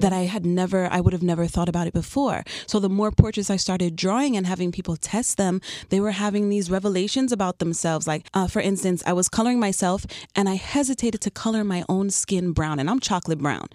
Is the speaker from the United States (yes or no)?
yes; New York City, New York, United States; moved away as an adult; also born or lived in Chicago / South Florida; now in Miami, United States; I'm originally from Queens, New York.